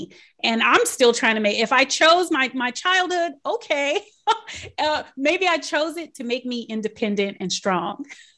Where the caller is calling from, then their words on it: Maryland, United States; I'm joining you from Maryland, just outside of Washington, D.C.